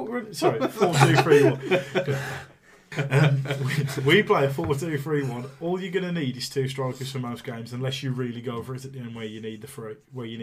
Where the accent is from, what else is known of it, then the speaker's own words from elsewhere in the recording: Tipton, West Midlands, United Kingdom; I'm from Tipton, a lot of my friends are Albion fans.